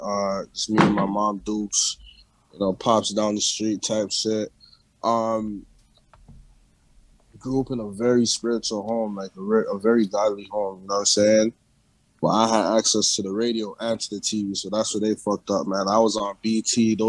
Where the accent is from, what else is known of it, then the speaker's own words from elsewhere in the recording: Brampton, Ontario, Canada; also born or lived in Toronto, Ontario, Canada / Jamaica (ancestry); I was born in Toronto, Canada. You know what I'm saying? I was out there for a good amount of years. And then we moved over to Brampton, Ontario, Peel region area.